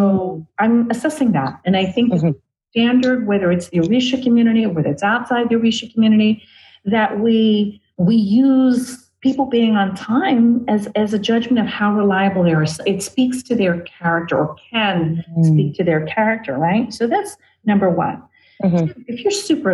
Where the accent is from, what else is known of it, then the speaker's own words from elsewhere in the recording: New York City, New York, United States; I'm an Ashun priest of 22 years from Brooklyn